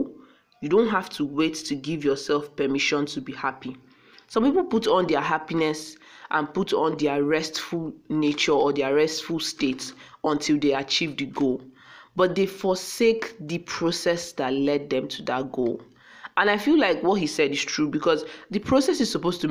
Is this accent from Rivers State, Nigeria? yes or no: no; Akwa Ibom, Nigeria; I just sounded like a Yoruba person, and I'm from Akwa Ibom